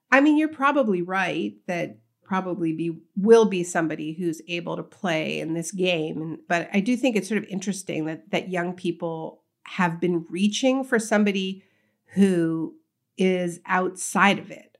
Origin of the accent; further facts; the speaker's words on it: Canada; moved away as an adult; now in New Jersey, United States; I was born in Canada, grew up in Canada